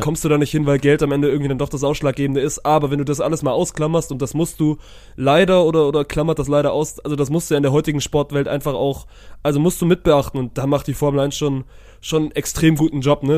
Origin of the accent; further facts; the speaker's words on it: Germany; als Deutscher